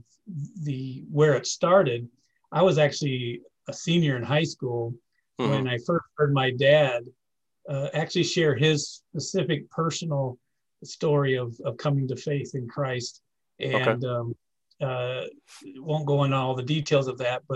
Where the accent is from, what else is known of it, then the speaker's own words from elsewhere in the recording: near Davenport, Iowa, United States; moved away; I grew up in a little town. Thriving metropolis of 150, just outside of Davenport